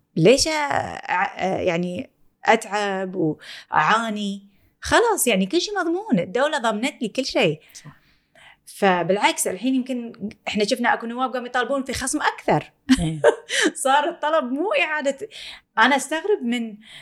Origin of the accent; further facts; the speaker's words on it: Kuwait; احنا بالكويت